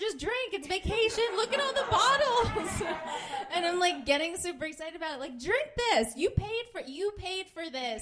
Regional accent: New Jersey, United States; moved away as an adult; now in Los Angeles, United States; whenever I'm back with my girlfriends, I kind of like go back to Jersey mode, which I've tried to hide since being out here

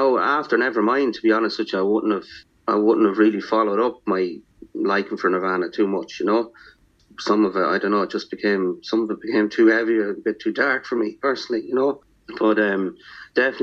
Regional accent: Athlone, Ireland; I grew up in a place, Stephen, here in my hometown, Nathlone, called Willow Park

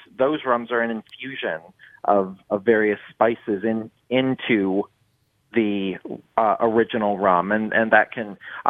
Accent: Michigan, United States; moved away as an adult; also born or lived in Chicago; now in New Orleans, United States; I am from Michigan originally

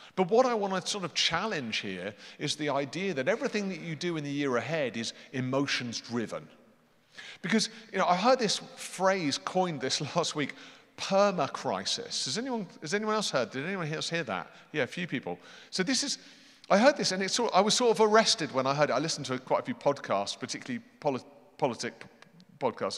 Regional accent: United Kingdom; I'm British

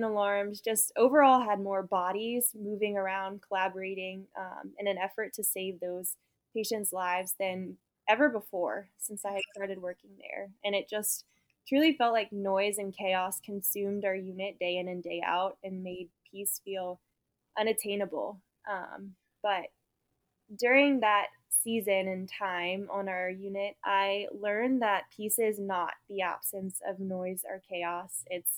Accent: New Orleans, Louisiana, United States; I was born and raised in New Orleans, Louisiana.

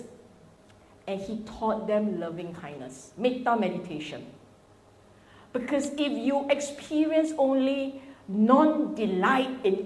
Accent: Singapore

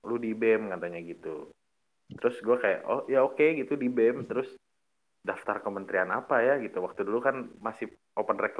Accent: Bandung, West Java, Indonesia; Uh, dari Bandung, gue dari Bandung

